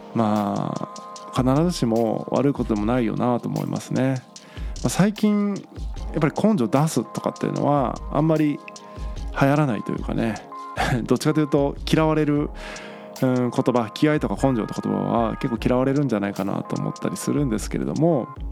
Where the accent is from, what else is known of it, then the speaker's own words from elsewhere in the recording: Tagawa, Fukuoka, Japan; moved away; 僕田川というね町出身なんですけども田舎町を出て福岡市内に引っ越してきた